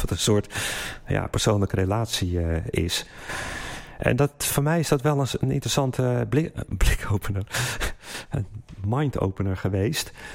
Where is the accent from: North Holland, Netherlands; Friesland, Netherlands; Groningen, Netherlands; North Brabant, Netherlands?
North Holland, Netherlands; Haarlem; moved away; also born or lived in Geneva; we zijn nu in Haarlem, dit is mijn geboortestad. Ik woon er 26 jaar niet meer.